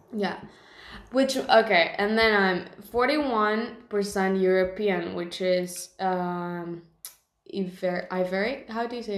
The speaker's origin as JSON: {"language": "English", "country": "Mexico", "tie": "born or raised there", "said": "I'm Mexican. I was born in Mexico"}